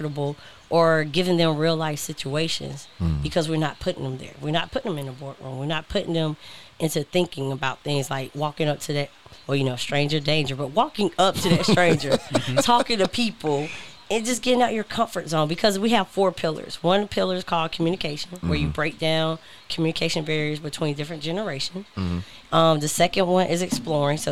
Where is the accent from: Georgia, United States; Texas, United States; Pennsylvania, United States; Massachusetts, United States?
Georgia, United States; Augusta; moved away; I just kept going back to my hometown of Augusta, Georgia